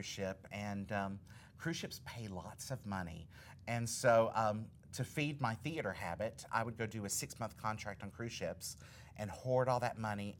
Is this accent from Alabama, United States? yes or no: yes; Alabama, United States; I grew up in Alabama